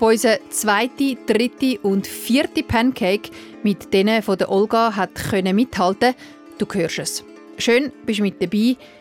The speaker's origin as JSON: {"language": "German", "country": "Switzerland", "said": "bei uns in der Schweiz"}